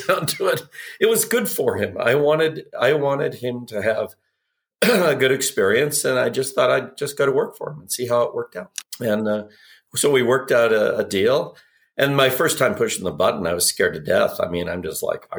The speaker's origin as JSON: {"language": "English", "region": "Arizona", "country": "United States", "tie": "born or raised there", "moved": "yes", "said": "I grew up in Arizona"}